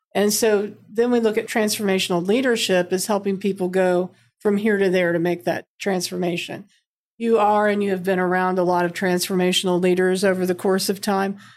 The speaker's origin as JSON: {"language": "English", "town": "Milan", "region": "Indiana", "country": "United States", "said": "I'm from Milan, Indiana, went to I U"}